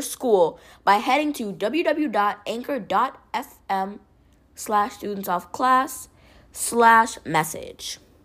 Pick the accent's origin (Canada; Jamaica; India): Jamaica; I'm Jamaican